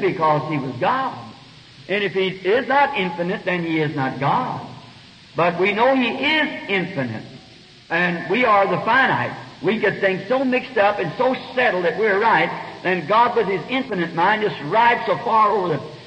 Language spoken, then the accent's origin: English; United States; an American citizen